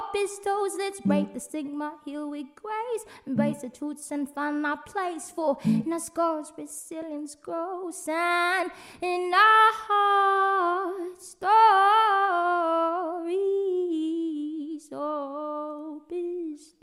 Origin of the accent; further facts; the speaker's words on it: Philippines; moved away as an adult; now in Dubai, United Arab Emirates; I grew up in the Philippines